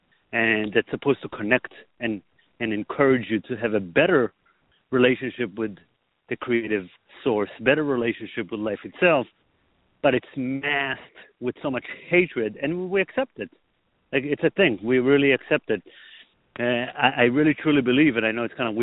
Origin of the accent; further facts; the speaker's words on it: Israel; I was born in Israel and I grew up in a very religious Orthodox society